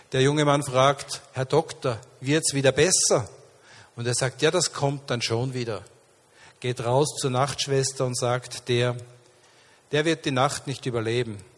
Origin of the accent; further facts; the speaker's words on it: Linz, Upper Austria, Austria; born there; guten Morgen, Linz. Ich bin in meiner Geburtsstadt.